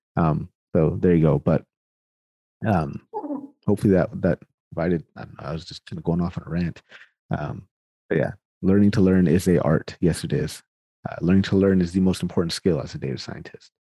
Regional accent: Sacramento, California, United States; now in Winnipeg, Canada; I'm born and raised in Sacramento. Sacramento, California is where I am from.

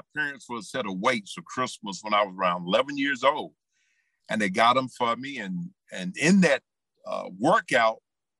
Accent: Whitestone, South Carolina, United States; Whitestone is a small place, tiny place. And not only did I come from Whitestone

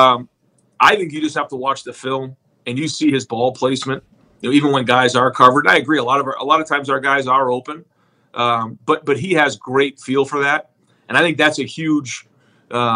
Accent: New England, United States; growing up in New England watching, you know, Brady those first 10 years

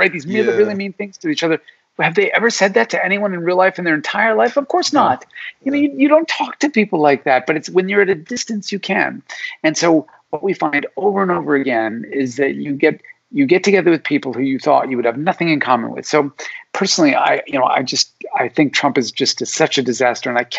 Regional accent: Alaska, United States; I was born in Alaska

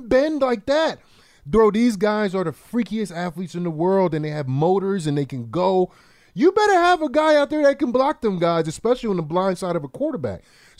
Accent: New Jersey, United States; I'm from Jersey, man.

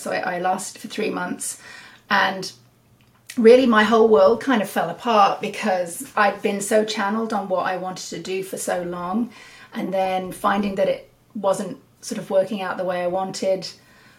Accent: United Kingdom; moved away as an adult; now in Salmon Arm, Canada; I'm from the UK. And I moved here in 2007

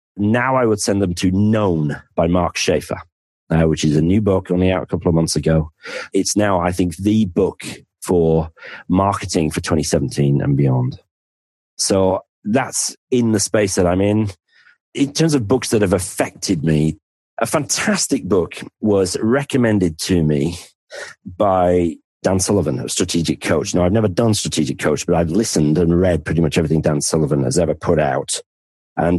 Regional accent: the north of England, United Kingdom; accent: northern; now in Penzance, United Kingdom; my accent is you're normally sort of the thick person from the north

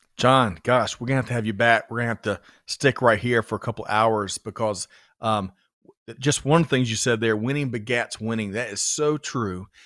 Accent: Georgia, United States; A native Georgian

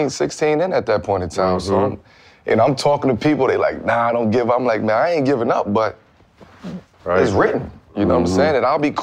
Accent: Brooklyn, New York, United States; So it was just hard growing up in Brooklyn, man, as a kid.

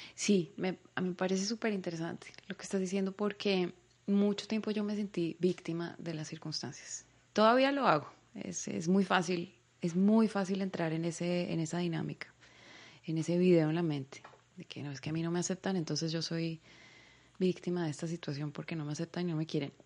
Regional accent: Bogotá, Colombia; moved away as an adult; now in Israel; yo nací allá, pero pues yo crecí en Latinoamérica, yo crecí en Colombia, yo crecí en Bogotá, yo soy Rola

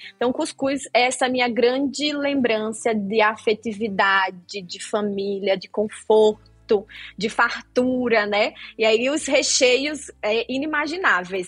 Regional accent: Rio Grande do Norte, Brazil; no Rio Grande do Norte, de onde eu sou, tem a cultura de peixe frito para tomar café de manhã

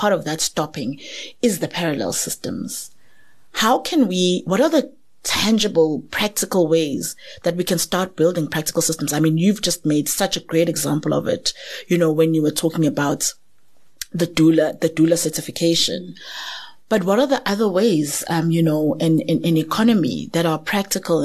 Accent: South Africa; as South African women

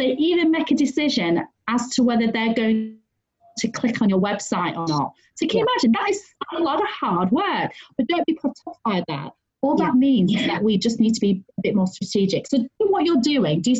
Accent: United Kingdom; I'm female, I'm Chinese, I'm British

